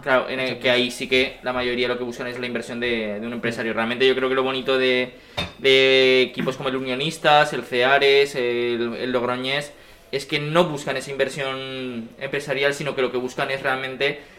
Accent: village near Tauste and Mallén, Aragon, Spain; yo me acuerdo de estar jugando con el Tauste y el Mayen, que son los equipos más cercanos a mi pueblo

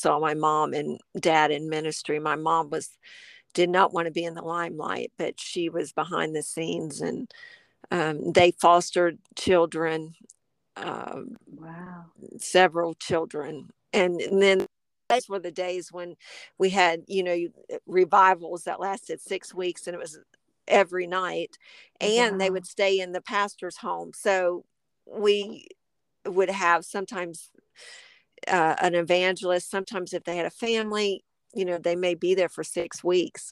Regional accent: Springfield, Ohio, United States; I was born and raised in Springfield, Ohio

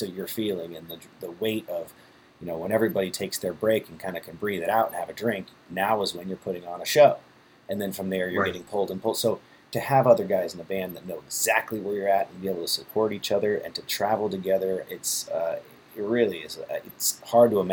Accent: San Diego, California, United States; I'm from San Diego

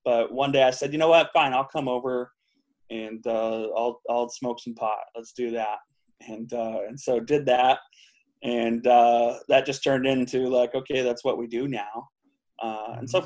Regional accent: Huntington Beach, California, United States; moved away; also born or lived in Anchorage, Alaska; I was born in Anchorage, Alaska lived there till I was about six. Uh, I think right before my sixth birthday, we moved to Southern California. And so that's really where I grew up was Southern California. We, we lived in Huntington Beach

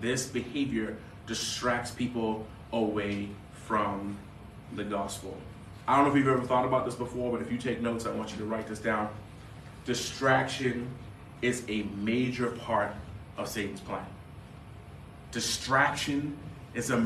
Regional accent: Bahamas; moved away; I grew up in the Caribbean in the Bahamas

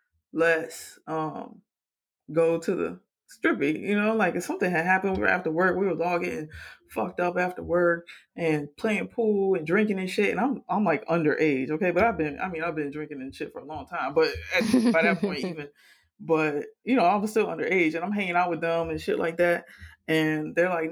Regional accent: Miami, Florida, United States; growing up in Miami

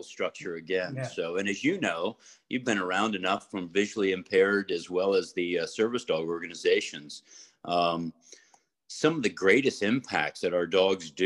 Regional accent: Florida, United States; I grew up in Florida

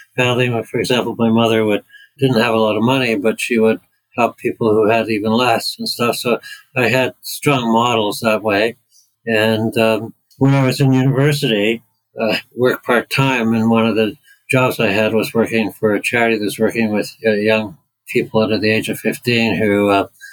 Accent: Canada; moved away as an adult; now in United Kingdom; I'm from Canada

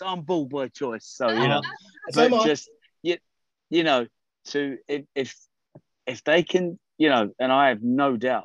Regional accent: United Kingdom; I'm a Brit

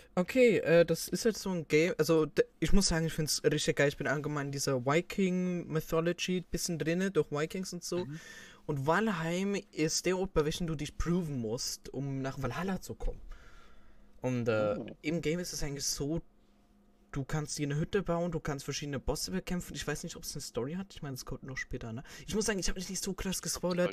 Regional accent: Switzerland; bei uns in der Schweiz

